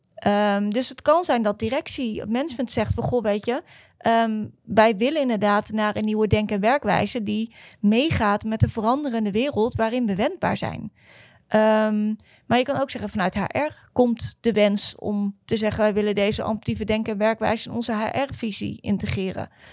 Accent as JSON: {"language": "Dutch", "country": "Netherlands", "said": "als Nederlanders"}